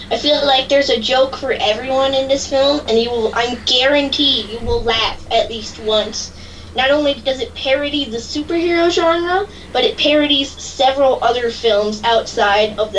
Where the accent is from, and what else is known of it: Washington, District of Columbia, United States